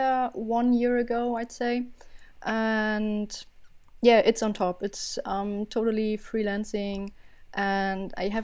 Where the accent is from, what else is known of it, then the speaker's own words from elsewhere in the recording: Berlin, Germany; I'm from Berlin, Germany, born and raised and still loving it